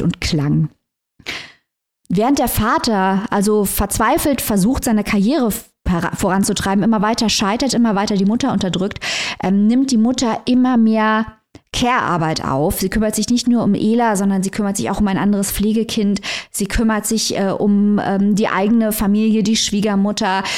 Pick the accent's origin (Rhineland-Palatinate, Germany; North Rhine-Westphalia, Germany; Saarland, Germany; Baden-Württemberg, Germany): Saarland, Germany; Saarbrücken; ich komme aus Saarbrücken, das ist nicht sehr weit weg vom Hunsrück.